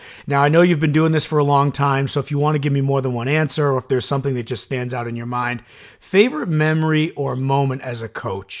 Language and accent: English; Suffern, New York, United States; I grew up in Suffern.